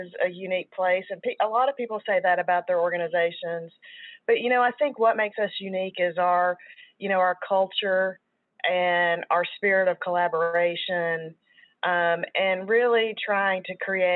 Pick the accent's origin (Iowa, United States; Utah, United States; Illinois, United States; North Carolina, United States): Illinois, United States; Chicago; accent: Chicago; now in Fort Worth, United States; my accent sometimes totally gives the Chicago vibe